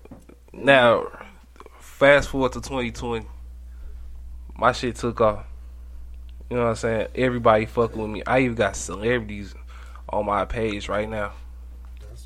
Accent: St. Louis, Missouri, United States; I was born and raised in St. Louis

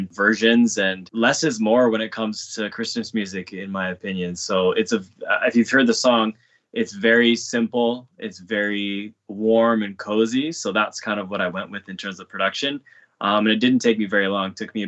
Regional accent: Vancouver, British Columbia, Canada; born there; now in Toronto, Canada; I'm an artist, producer, actor, songwriter, and I was born in Vancouver and I'm currently living in Toronto.

